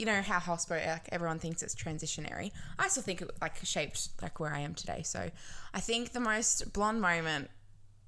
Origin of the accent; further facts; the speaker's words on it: Wollongong, New South Wales, Australia; also born or lived in Robertson, New South Wales; I grew up in Robertson